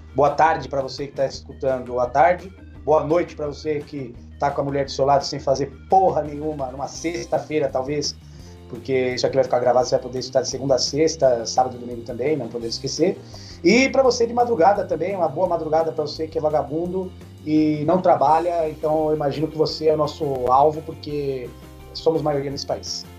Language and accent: Portuguese; Brazil; a gente é, brasileiro